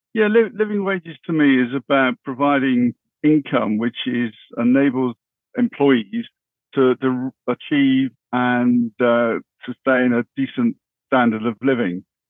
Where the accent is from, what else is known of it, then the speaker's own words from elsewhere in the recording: Bristol, South West England, United Kingdom; I originally come from the west of England. Bristol was my, my hometown.